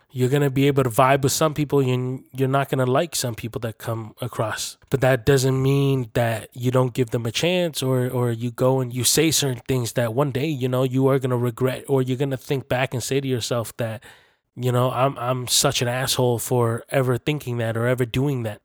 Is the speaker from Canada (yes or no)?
yes; Canada; I was born and raised here in Canada, and this is my country too, this is my home.